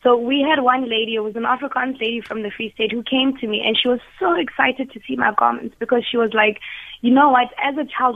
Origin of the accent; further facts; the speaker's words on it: Lesotho; I was born in Lesotho.